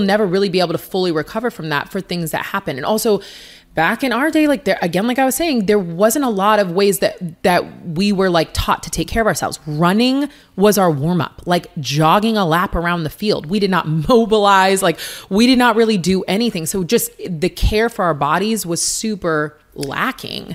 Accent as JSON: {"language": "English", "town": "Seattle", "region": "Washington", "country": "United States", "tie": "born or raised there", "said": "University of Washington in my hometown"}